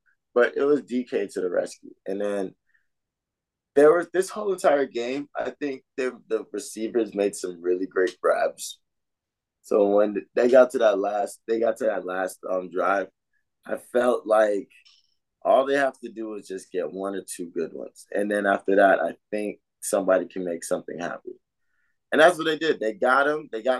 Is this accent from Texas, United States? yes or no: no; Atlanta, Georgia, United States; Yeah, but you know I'm from Atlanta.